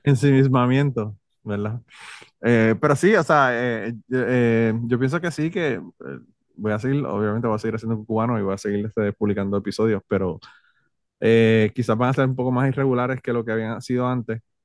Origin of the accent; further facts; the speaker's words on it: Puerto Rico; yo soy boricua